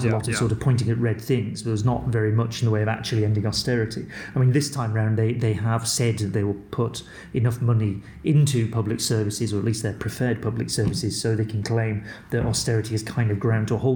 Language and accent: English; Wigan, North West England, United Kingdom; I'm from Wigan